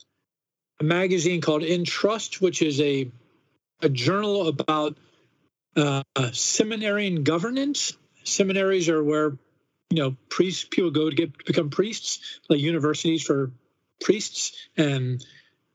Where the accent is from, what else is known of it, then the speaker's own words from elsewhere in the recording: Washington, District of Columbia, United States; I never grew up anywhere else.